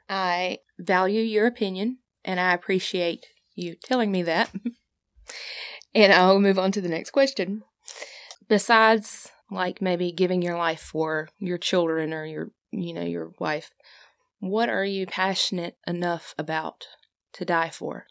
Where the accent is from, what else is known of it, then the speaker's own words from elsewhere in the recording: the South, United States; I was raised in the South